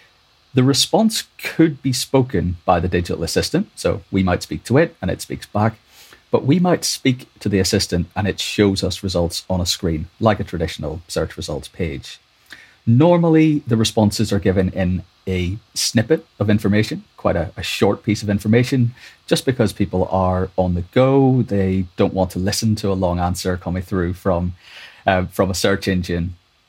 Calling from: London, United Kingdom; In London, yeah.

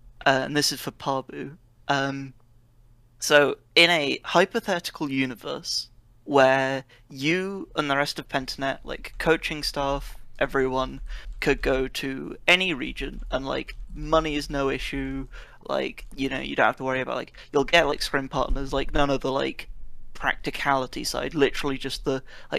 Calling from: Oxford, South East England, United Kingdom; I'm calling from Oxford, UK.

